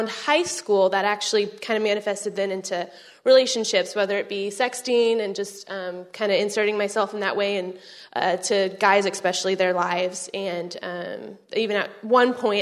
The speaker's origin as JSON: {"language": "English", "town": "Arlington", "region": "Texas", "country": "United States", "moved": "as an adult", "lives_now": "College Station, United States", "said": "I am from Arlington, Texas"}